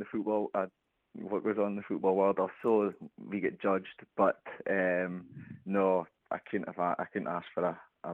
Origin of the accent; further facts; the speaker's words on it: Aberdeen, Scotland, United Kingdom; I came back to Aberdeen for the summer